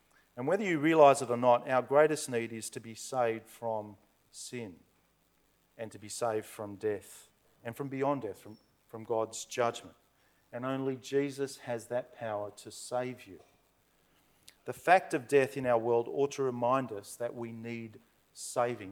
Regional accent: Blacktown, New South Wales, Australia; growing up in Blacktown

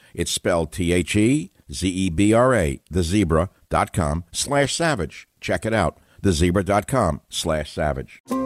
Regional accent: United States; I grew up in America in a lower middle class home

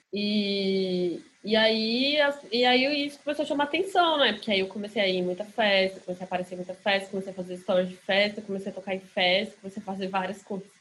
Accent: Brasília, Federal District, Brazil; also born or lived in Rio de Janeiro; now in São Paulo, Brazil; eu sou de Brasília, não sou daqui

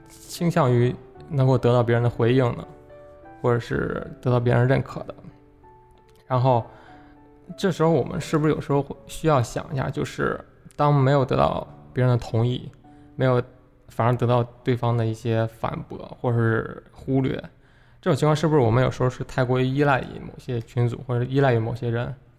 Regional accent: China; 我们，中国人

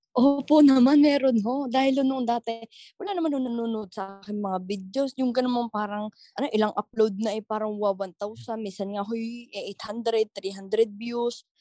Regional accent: Batangas, Calabarzon, Philippines; accent: Batangueño; yung natural way ko ng pagsasalita, yung Batanggenya

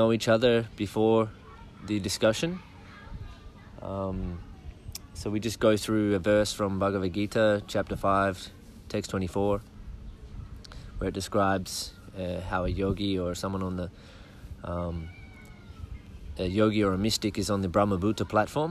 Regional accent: Murwillumbah area, New South Wales, Australia; also born or lived in Brisbane / Melbourne; I grew up in this area. I lived on this property as a child, but now I live in the town nearby, Moolumbah, with my family.

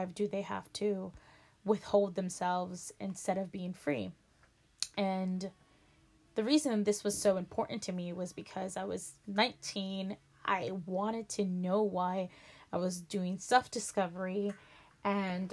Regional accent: El Salvador; also born or lived in Maryland, United States; now in United States; I was born in the United States, state of Maryland, and I was raised in the small country of El Salvador. I went to school there, I studied there for a few years, Then I came back.

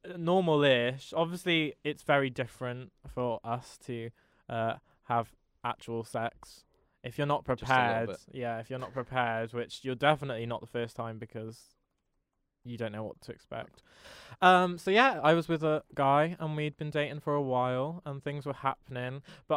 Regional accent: Wales, United Kingdom; I'm from Wales.

